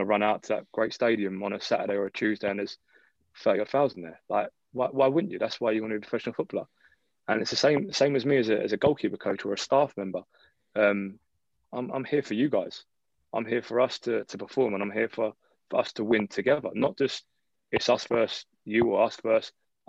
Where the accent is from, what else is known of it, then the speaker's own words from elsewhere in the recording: London, United Kingdom; also born or lived in Taiwan; I'm born and bred in London